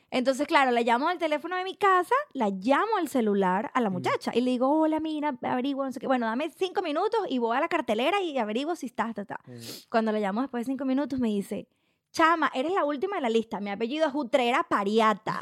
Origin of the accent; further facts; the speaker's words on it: Cagua, Aragua, Venezuela; moved away as an adult; also born or lived in La Victoria, Venezuela / San Mateo, Venezuela / London, United Kingdom; now in Australia; soy de Cagua, como te expliqué antes. Este, nazco en La Victoria, me crio en San Mateo. Mis papás deciden mudarse a Cagua ahí hago el liceo